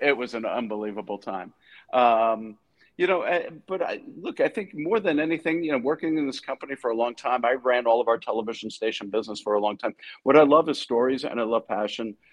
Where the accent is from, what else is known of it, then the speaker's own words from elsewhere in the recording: New York, United States; I grew up in New York